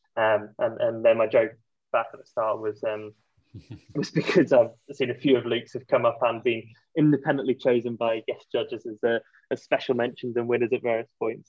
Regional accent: Yorkshire and the Humber, United Kingdom; moved away as an adult; also born or lived in London / Switzerland; I am from Yorkshire

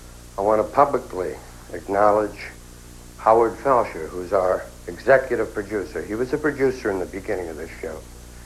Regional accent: England, United Kingdom; The first time I ever saw people of any color was when D-Day left from my hometown in England to go and free Europe from the war.

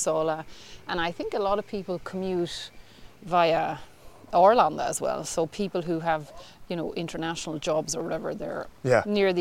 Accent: Kildare, Leinster, Ireland; moved away as an adult; now in Sigtuna, Sweden; I'm from Kildare

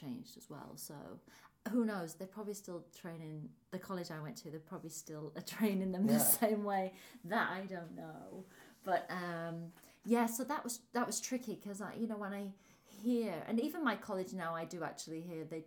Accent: Hull, Yorkshire and the Humber, United Kingdom; accent: northern; moved away; I'm from a place called Hull

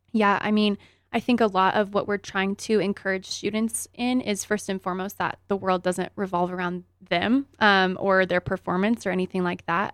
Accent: Grand Junction, Colorado, United States; also born or lived in Greeley, Colorado; I grew up here in Grand Junction and played for the Tigers

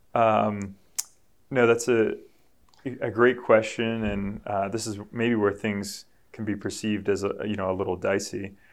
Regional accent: New England, United States; I'm from New England. We're Patriots fans up here

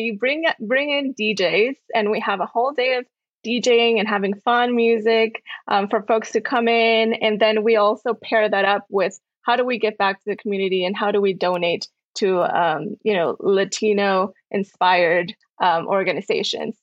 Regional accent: Peru; now in San Diego, United States; I was born and raised in Peru

